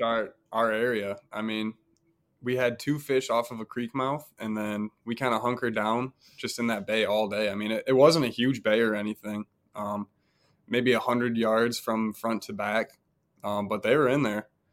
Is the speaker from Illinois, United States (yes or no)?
no; Grand Rapids, Michigan, United States; I'm from Grand Rapids